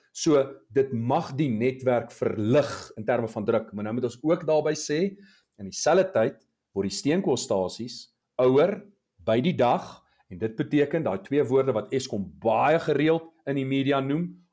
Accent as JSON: {"language": "Afrikaans", "country": "South Africa"}